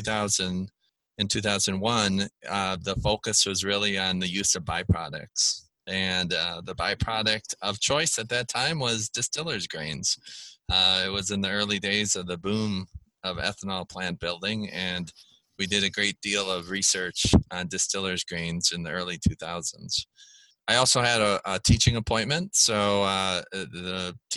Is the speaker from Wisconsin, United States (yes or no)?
yes; Wisconsin, United States; also born or lived in Maryland / South Dakota; I am originally from Wisconsin, grew up on a dairy farm here